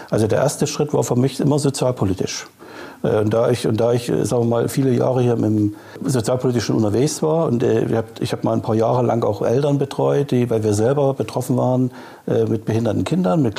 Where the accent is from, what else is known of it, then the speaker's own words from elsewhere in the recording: Chemnitz, Saxony, Germany; born there; now in Hamburg, Germany; Ich bin gebürtiger Chemnitzer.